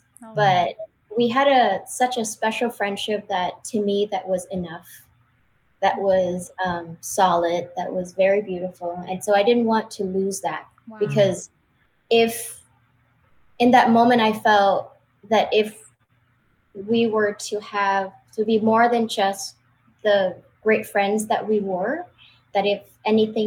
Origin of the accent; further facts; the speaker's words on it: Vietnam; moved away as an adult; also born or lived in Los Angeles, United States; now in United States; I was born and raised in Vietnam, and I moved to the United States of America in 2008 when I was 25 years old